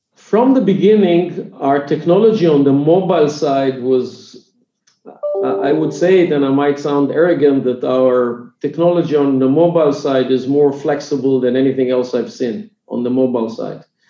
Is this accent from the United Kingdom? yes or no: no; Israel; English is a second language; i'm from israel if it was not clear from my accent so i'm israeli